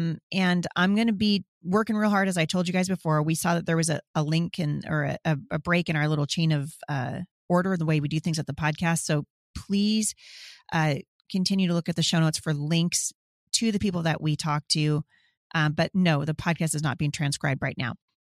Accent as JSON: {"language": "English", "region": "Washington", "country": "United States", "said": "Yep, I'm hearing it's going to happen in Washington State too. I love my home state, but I'm sick to my stomach about what's going on here."}